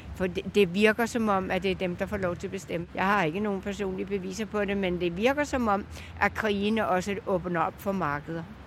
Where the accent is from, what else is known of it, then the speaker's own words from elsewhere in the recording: Bornholm, Capital Region of Denmark, Denmark; moved away as an adult; also born or lived in Spain; jeg er fra Bornholm mm. oprindeligt